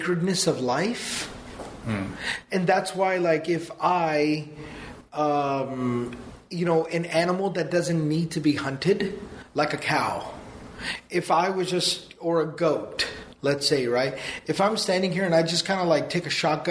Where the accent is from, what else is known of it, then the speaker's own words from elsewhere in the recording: Texas, United States; we're from Texas